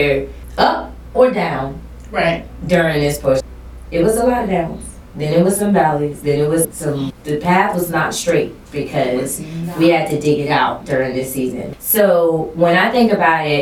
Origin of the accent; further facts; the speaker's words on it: South Carolina, United States; I'm from South Carolina